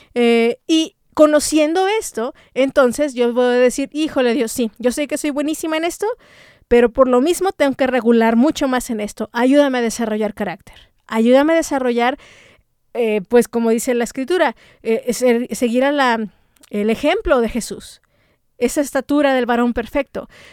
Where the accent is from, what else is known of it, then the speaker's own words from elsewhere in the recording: Mexico; como mexicanas